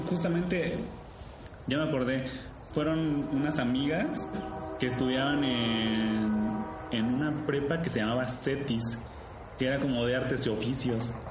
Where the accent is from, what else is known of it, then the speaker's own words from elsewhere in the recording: Querétaro, Mexico; moved away; also born or lived in Colima; yo soy de Querétaro, ¿no? Y me fui a estudiar a Colima. Y yo ya no vivía en Colima